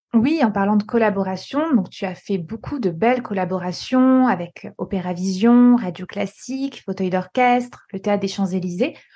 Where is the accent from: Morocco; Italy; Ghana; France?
France; Corsica; J'ai grandi en Corse